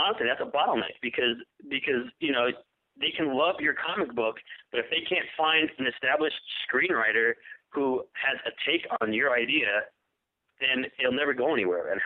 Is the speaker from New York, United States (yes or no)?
yes; New York, United States; moved away as an adult; now in Los Angeles, United States; I grew up in New York. I moved out here to L.A. I live in Los Angeles, and I've been here since 94